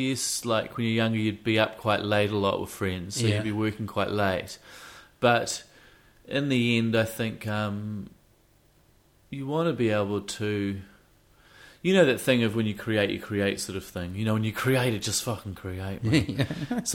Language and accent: English; Wellington, New Zealand; I'm a Wellingtonian.